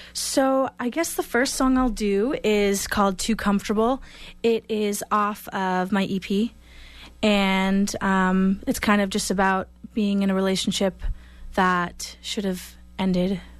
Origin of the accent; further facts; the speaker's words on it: Kingston, Massachusetts, United States; moved away as an adult; also born or lived in Boston, United States; now in Los Angeles, United States; I'm actually from Kingston, Mass